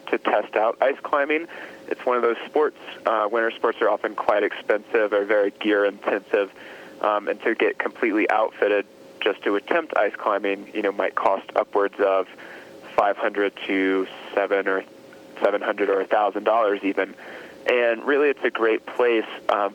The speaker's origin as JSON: {"language": "English", "region": "Alabama", "country": "United States", "moved": "as an adult", "lives_now": "Colorado, United States", "said": "I'm originally from Alabama. I moved out to Colorado 3 years ago"}